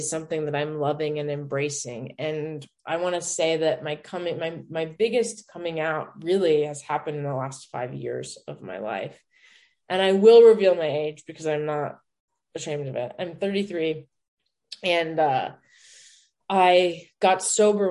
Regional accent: Denver, Colorado, United States; moved away as an adult; also born or lived in New York; now in Los Angeles, United States; I'm from Denver

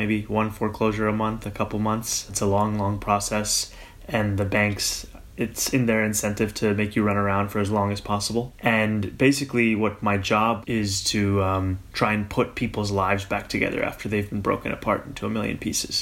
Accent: New York City, New York, United States; also born or lived in Kampala, Uganda; I immigrated to New York City with my family at the age of 7

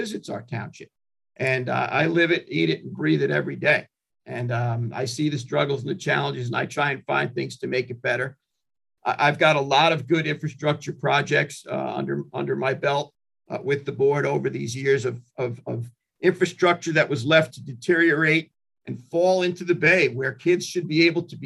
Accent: Hampton Bays, New York, United States; also born or lived in Brooklyn, New York; I was living in Hampton Bays from third grade right on through high school

